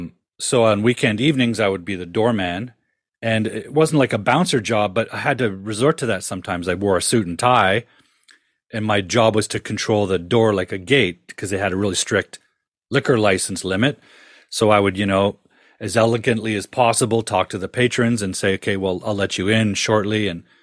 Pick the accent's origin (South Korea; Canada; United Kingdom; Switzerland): Canada; Ontario; But, you know, growing up in Ontario in the 70s and 60s, there was no way a young kid could dream about being a filmmaker.